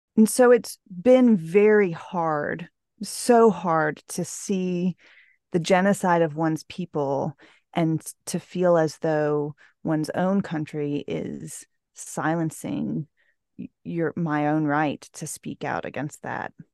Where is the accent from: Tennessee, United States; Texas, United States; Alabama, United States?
Texas, United States; Houston; all lived within about a fifteen-minute radius of our house when I was growing up in Houston